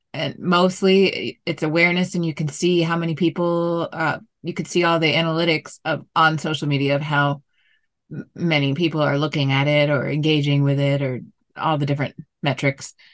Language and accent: English; South Florida, United States; moved away; I'm originally from Florida, South Florida